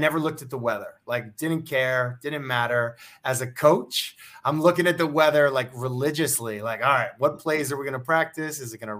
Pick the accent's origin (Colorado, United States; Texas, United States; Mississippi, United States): Colorado, United States; Boulder; born there; But my parents are from Ohio. I was born in Boulder, Colorado.